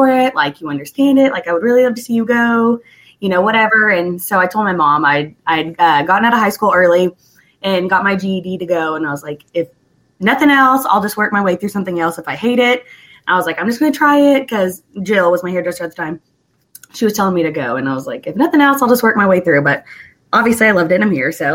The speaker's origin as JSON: {"language": "English", "town": "Sand Springs", "region": "Oklahoma", "country": "United States", "tie": "born or raised there", "said": "that's where I'm from. So I was trying to go back to my hometown"}